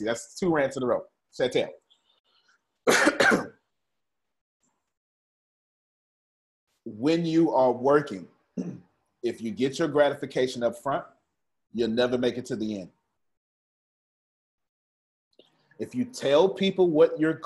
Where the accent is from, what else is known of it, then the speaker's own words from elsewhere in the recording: Galveston, Texas, United States; I'm still from Galveston